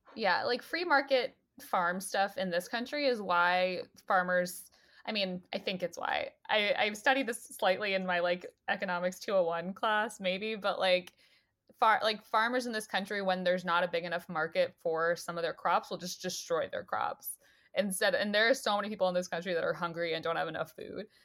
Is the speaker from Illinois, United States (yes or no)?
no; northern New Jersey, United States; born or raised there